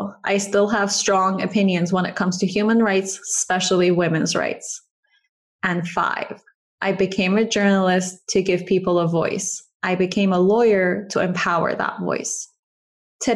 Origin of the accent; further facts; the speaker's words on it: Iran; moved away; I grew up in Iran